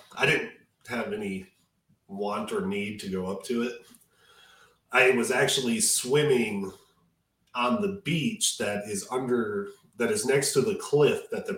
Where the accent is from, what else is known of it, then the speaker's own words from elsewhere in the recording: Detroit, Michigan, United States; I grew up in Detroit